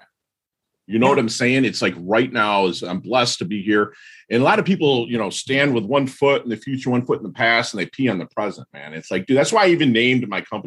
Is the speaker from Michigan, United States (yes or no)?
yes; Detroit, Michigan, United States; now in Jupiter, Florida, United States; I'm from Detroit